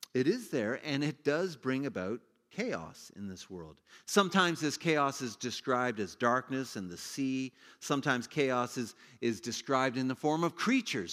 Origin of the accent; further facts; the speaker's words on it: Ontario, Canada; I grew up in Ontario as a kid.